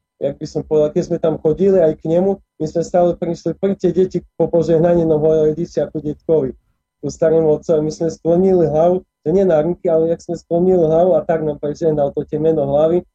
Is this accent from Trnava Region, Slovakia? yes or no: no; Košice, Košice Region, Slovakia; also born or lived in Prešov; narodil som sa v Košiciach, vlastne 26 rokov, 26 a pol som žil v Košiciach, tam som vyrastal